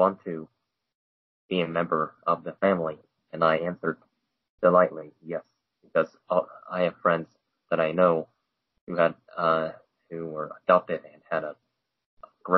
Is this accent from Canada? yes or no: no; China; now in United States; I was patriotic to my home country, which is China